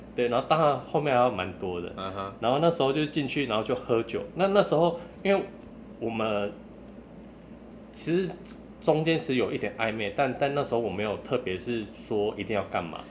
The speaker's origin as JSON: {"language": "Chinese", "region": "Kaohsiung", "country": "Taiwan", "moved": "as an adult", "lives_now": "Taipei, Taiwan", "said": "我是高雄人"}